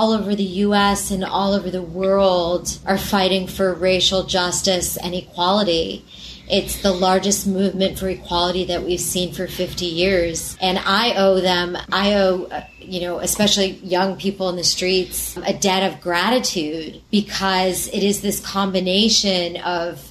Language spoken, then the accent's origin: English; New York City, New York, United States; I'm a New Yorker